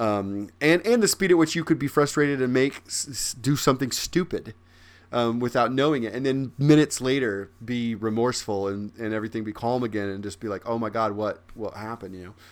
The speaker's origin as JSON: {"language": "English", "region": "Midwest", "country": "United States", "said": "I'm from the Midwest"}